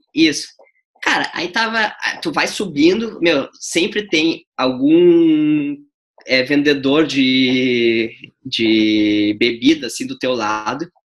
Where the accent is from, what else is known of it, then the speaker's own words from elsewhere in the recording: Brazil; moved away as an adult; eu, como brasileiro